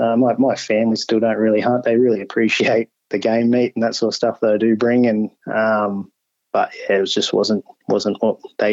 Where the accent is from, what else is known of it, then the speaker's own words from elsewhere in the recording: Brisbane, Queensland, Australia; I'm a Queensland boy originally, so born and bred in Brisbane. I still live up here now. 34.